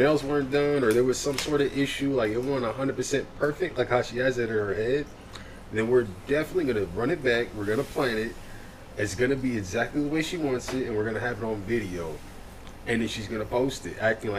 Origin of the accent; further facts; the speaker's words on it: Spring Hill, Florida, United States; also born or lived in West Palm Beach, Florida; And Spring Hill's, it's all right. I've lived here my whole life. I would definitely say I'm raised in Spring Hill. I have definitely the most memories in Spring Hill. And the home that I've been in the longest is definitely Spring Hill.